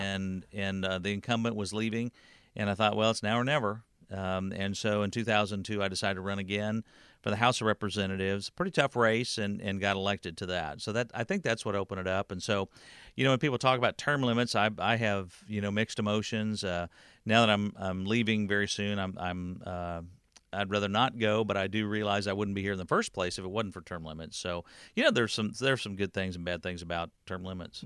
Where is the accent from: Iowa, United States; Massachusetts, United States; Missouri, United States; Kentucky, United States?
Missouri, United States; Warrensburg; I grew up in Warrensburg